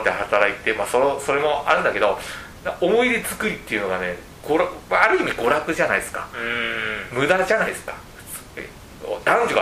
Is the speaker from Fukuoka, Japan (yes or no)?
yes; Fukuoka, Japan; トコさんは僕福岡出身なんで